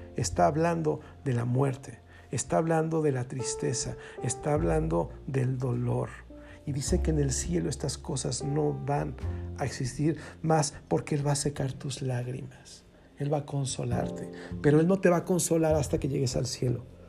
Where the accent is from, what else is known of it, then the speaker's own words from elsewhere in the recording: Mexico; así le decimos en México